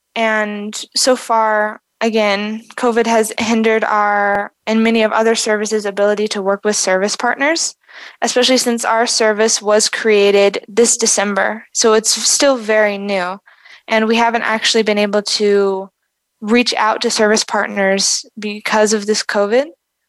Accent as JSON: {"language": "English", "country": "South Africa", "tie": "born or raised there", "said": "growing up in South Africa and being surrounded and seeing firsthand the struggles and the disadvantages of unstable infrastructure and unsustainable infrastructure here"}